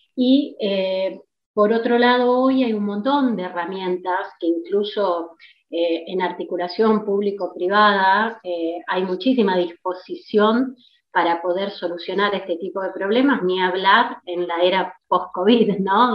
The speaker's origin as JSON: {"language": "Spanish", "country": "Argentina", "said": "como típicamente argentino"}